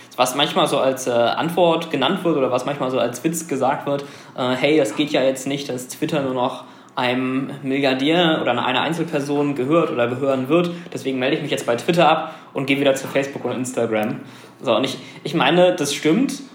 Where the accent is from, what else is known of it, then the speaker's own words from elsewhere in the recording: Germany; wir als Deutsche